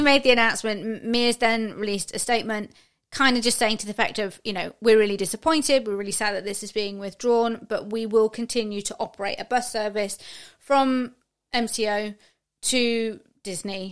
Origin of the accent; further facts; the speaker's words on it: United Kingdom; as a Brit